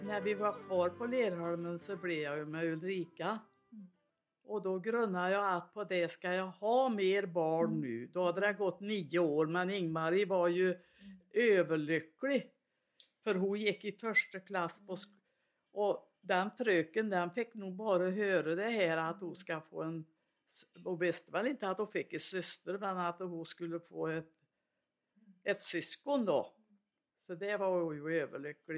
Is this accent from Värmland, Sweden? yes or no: yes; Svanskog, Värmland, Sweden; accent: Värmland; jag är värmlänning, det hörs väl lång väg.